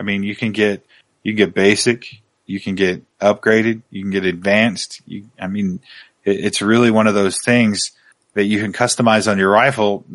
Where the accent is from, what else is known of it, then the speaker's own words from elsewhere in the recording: Oregon, United States; I grew up in Oregon